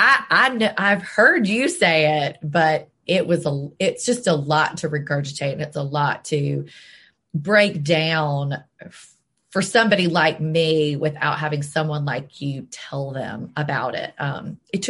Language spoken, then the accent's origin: English; Jackson, Mississippi, United States; also born or lived in Memphis, Tennessee / Selma, Alabama; I've lived in Jackson almost my whole life